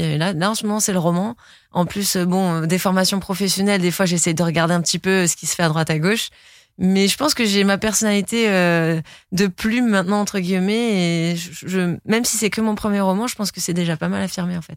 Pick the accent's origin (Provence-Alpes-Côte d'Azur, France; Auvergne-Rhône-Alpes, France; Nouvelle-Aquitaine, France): Provence-Alpes-Côte d'Azur, France; Nice; grandir à Nice, c'est, c'est, c'est une chance. Euh, c'est une grande fierté aussi, parce que je suis très fière d'être niçoise